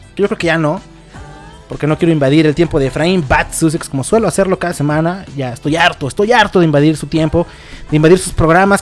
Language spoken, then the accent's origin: Spanish; Mexico; todos aquí somos mexicanos